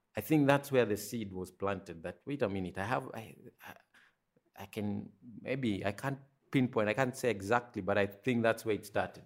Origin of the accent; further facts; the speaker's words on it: Nairobi, Kenya; I was born in Kenya, Nairobi, so that's, you know, that's where I spent the first, uh, maybe twenty-three years of my life